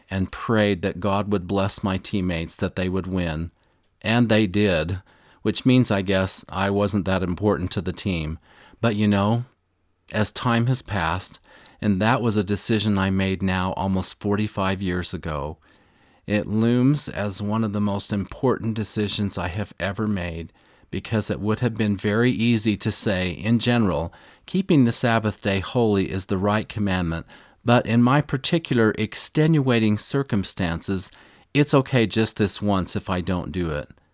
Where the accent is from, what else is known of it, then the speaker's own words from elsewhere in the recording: Missouri, United States; this reminds me of a story from my youth. I'm from Missouri, of course, right in the heart of the Bible Belt, and this amazing former pro football player came into our town